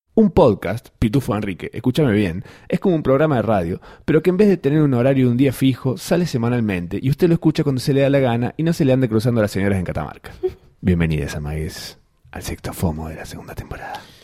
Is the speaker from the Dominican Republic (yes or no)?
no; Bogotá, Colombia; por aquí Santiago de Bogotá, Colombia.